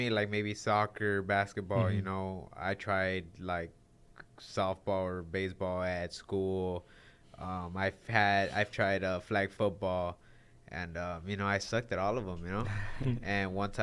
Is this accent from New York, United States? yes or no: no; Los Angeles, California, United States; also born or lived in San Fernando Valley; half of my life I was in Hollywood, half of my life I was in the Valley.